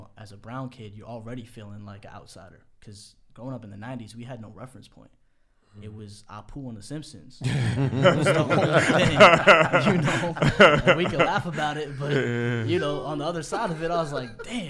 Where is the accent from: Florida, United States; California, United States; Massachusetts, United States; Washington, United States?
Massachusetts, United States; Boston; Right outside Boston, yeah.